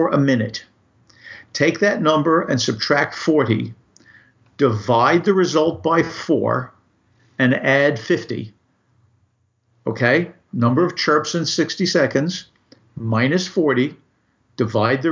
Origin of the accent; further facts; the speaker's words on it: New York City, New York, United States; a kid growing up in Brooklyn